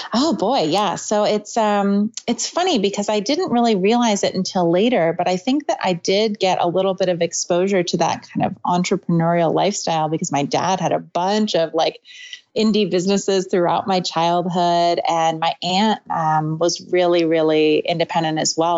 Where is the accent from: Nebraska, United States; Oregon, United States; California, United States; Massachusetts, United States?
Oregon, United States; Portland; also born or lived in Santa Cruz; I moved back to my hometown in Portland